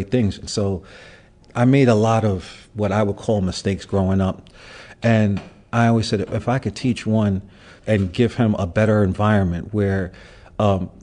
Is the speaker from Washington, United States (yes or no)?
no; New York City, New York, United States; growing up in Brooklyn, but I grew up during the crack era.